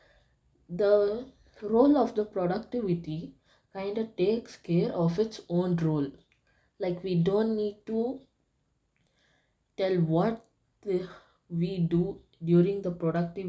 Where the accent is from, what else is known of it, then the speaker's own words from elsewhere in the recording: India; I'm from India